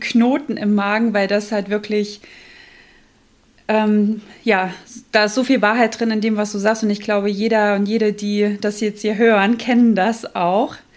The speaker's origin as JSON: {"language": "German", "region": "Thuringia", "country": "Germany", "moved": "as an adult", "lives_now": "Hamburg, Germany", "said": "bin ja eigentlich Thüringerin"}